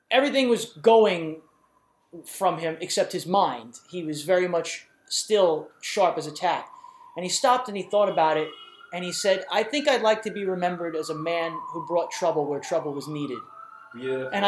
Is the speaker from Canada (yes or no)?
no; New York, United States; we've wanted to be looked at, especially as a New Yorker, I think.